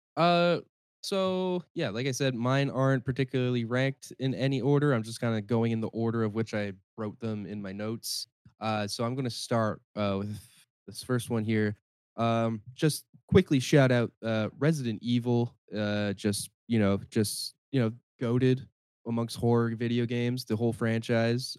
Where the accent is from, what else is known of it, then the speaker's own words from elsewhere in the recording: Cambridge, Ontario, Canada; my hometown, Cambridge, and also in Brantford